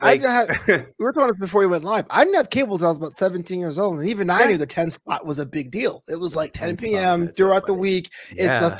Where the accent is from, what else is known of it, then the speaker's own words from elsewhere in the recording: New York City, New York, United States; moved away as an adult; now in Los Angeles, United States; I went to James High School in Brooklyn, came out here 15 years ago to follow a dream, quote unquote, in Los Angeles.